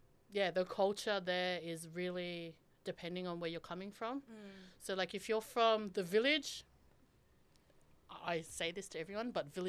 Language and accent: English; Queensland, Australia; now in Sydney, Australia; I was born on Yuggera country, which extends from Logan City, Brisbane to Ipswich, located in Queensland.